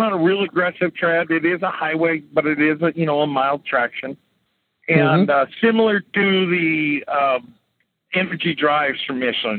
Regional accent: California, United States; now in Oregon, United States; In fact, I'm a transplant from California to Oregon.

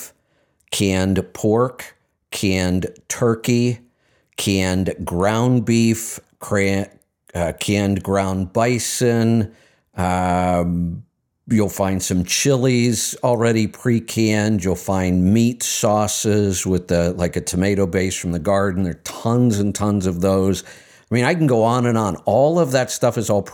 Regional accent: Ohio, United States; I grew up in Ohio

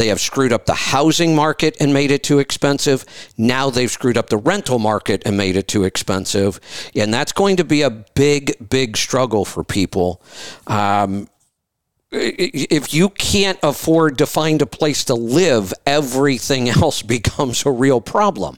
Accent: Ohio, United States; I grew up in Ohio

